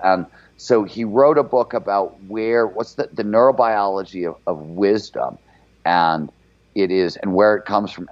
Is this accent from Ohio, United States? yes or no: yes; Cleveland, Ohio, United States; I was grew up in Cleveland before there was cable TV there